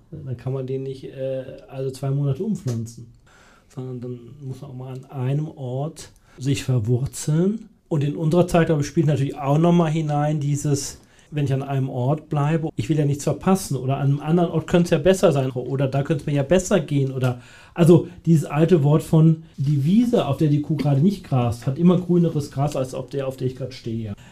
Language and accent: German; North Rhine-Westphalia, Germany; born or raised there; now in Münsterschwarzach, Germany